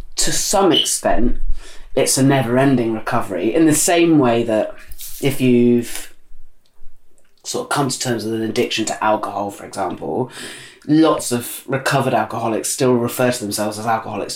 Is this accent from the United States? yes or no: no; Dorset, South West England, United Kingdom; I'm from Dorset